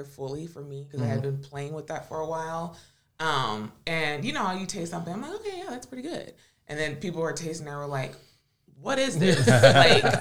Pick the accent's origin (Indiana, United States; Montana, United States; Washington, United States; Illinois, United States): Indiana, United States; Michigan City; moved away as an adult; now in South Bend, United States; I'm originally from Michigan City, Indiana, so born and raised, and I've been in South Bend